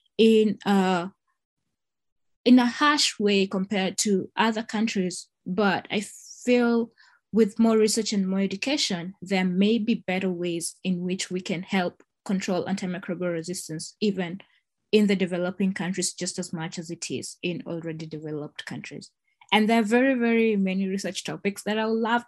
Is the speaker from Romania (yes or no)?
no; Kenya; moved away as an adult; now in United States; someone who hails from Africa, I come from Kenya.